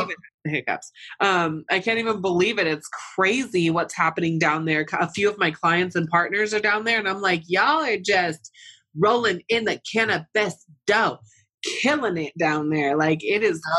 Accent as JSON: {"language": "English", "town": "Santa Cruz", "region": "California", "country": "United States", "tie": "born or raised there", "said": "I was born in Santa Cruz, oh. {S2} raised oh. in and {S1} all throughout the, you know, northern part of California, Central Coast. Like I'm a Cali girl at heart"}